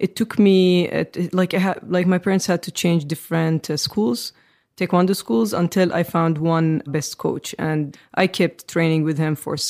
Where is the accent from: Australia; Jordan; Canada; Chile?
Jordan; Amman, Amman Governorate; I grew up in Jordan, the Middle East